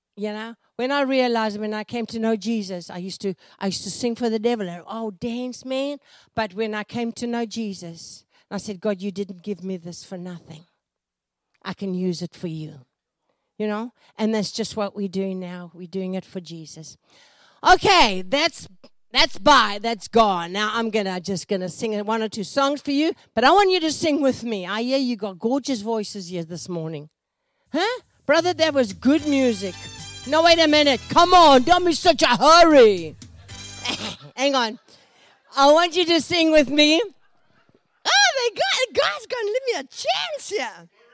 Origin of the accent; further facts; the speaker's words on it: South Africa; also born or lived in Folsom, United States; now in United States; born in Africa, born in South Africa, but now I live in America.